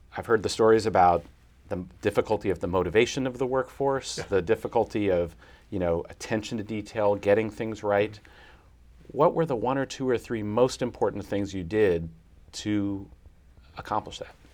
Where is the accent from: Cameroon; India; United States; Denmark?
United States; Athens, Ohio; moved away; my hometown in Athens, Ohio.